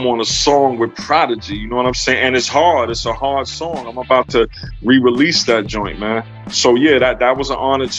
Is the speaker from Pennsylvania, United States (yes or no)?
no; New York, United States; also born or lived in Cleveland, Ohio / North Carolina; now in Houston, United States; I'm in Houston, Texas right now. I'm a New Yorker. I'm an East Coast boy.